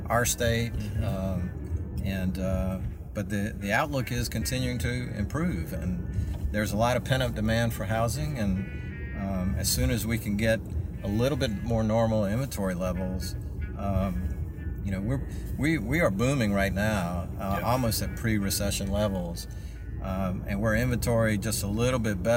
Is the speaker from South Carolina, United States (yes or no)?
yes; Florence, South Carolina, United States; Florence, my hometown.